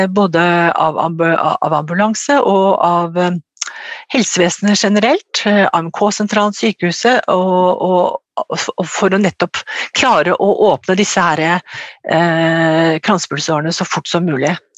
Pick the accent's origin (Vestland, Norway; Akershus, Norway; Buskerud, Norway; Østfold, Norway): Akershus, Norway; Ås; Jeg kommer fra Ås, eh, nede i Akershus.